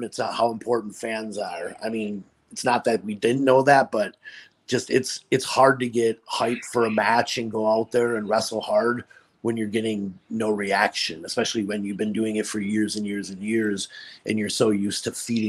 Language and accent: English; Appleton, Wisconsin, United States; I grew up in Appleton, Wisconsin